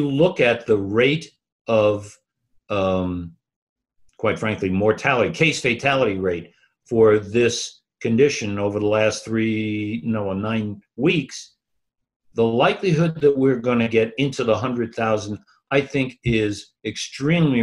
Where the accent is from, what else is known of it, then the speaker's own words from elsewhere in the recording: New York, United States; I grew up in Manhattan